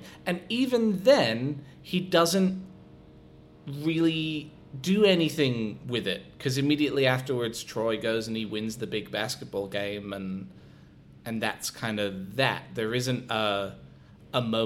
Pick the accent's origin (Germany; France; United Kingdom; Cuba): United Kingdom; Scotland; now in Adelaide, Australia; I'm originally from Scotland.